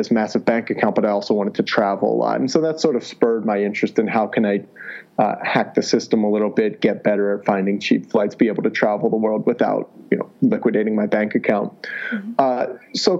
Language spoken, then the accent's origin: English; Ohio, United States; moved away as an adult; also born or lived in California / Washington, D.C.; I grew up in Ohio, got my degree over at Stanford in California